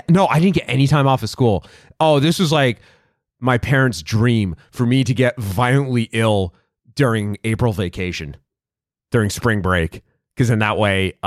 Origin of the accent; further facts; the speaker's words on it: Worcester, Massachusetts, United States; I can tell you the genesis of the leash for me is I grew up in Worcester and.